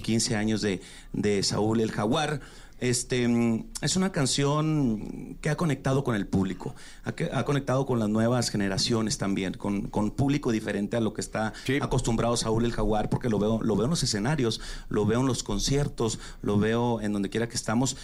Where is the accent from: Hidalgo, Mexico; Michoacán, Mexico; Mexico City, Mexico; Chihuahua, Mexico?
Chihuahua, Mexico; Yo soy de Chihuahua